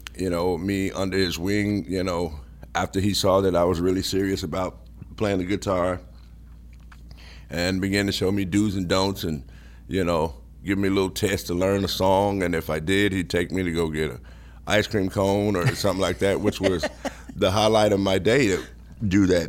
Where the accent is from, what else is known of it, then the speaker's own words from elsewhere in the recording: Memphis, Tennessee, United States; I grew up in Memphis